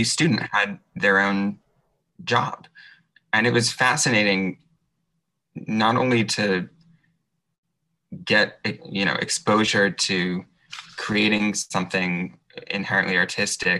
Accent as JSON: {"language": "English", "region": "New York", "country": "United States", "tie": "born or raised there", "said": "I grew up in the New York area and actually lived right next to Lincoln Center when I was a very little kid."}